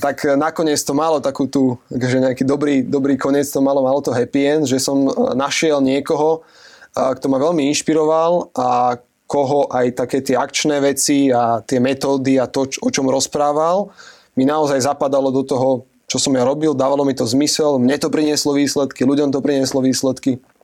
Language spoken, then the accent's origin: Slovak; Piešťany, Trnava Region, Slovakia; also born or lived in United States; ja som z Piešťan